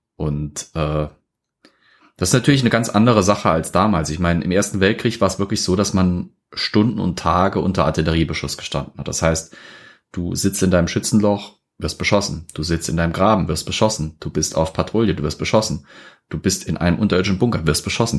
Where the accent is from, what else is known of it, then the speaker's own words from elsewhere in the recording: Germany; bei uns in Deutschland